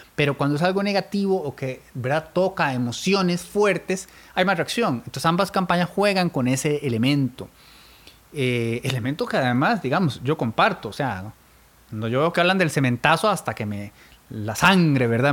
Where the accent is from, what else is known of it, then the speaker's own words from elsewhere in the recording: Turrialba, Cartago, Costa Rica; soy de Turrialba